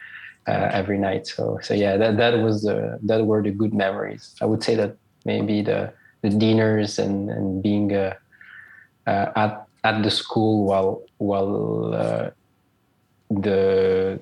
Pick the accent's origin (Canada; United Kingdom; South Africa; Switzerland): Switzerland; I'm Swiss-Italian. I was born and raised in Switzerland.